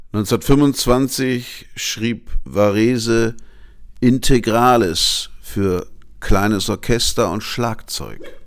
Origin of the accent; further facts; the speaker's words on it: Hanover, Lower Saxony, Germany; meine Geburtsstadt Hannover